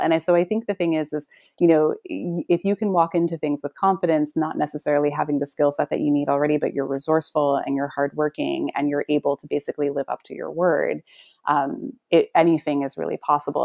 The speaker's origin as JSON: {"language": "English", "region": "New York", "country": "United States", "said": "I'm from New York."}